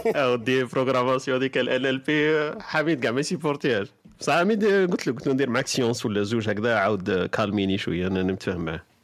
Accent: southern Algeria, Algeria; moved away; انا ولد الصحراء

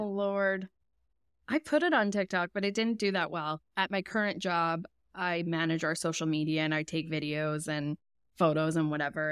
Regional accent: Edmonton, Alberta, Canada; I'm from Edmonton, Alberta.

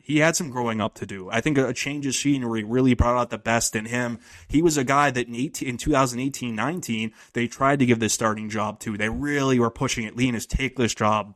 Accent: Northeast Ohio, United States; moved away; I'm from Northeast Ohio, so I was cursed to grow up rooting for the Browns

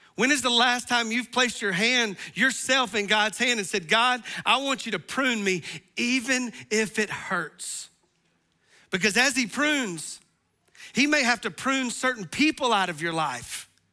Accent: the South, United States; we're from the South

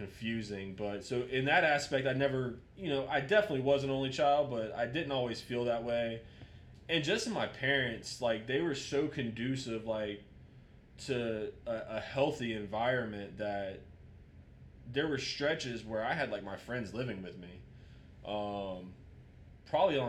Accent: Jacksonville, Florida, United States; Grew up, born and raised in Jacksonville, Florida

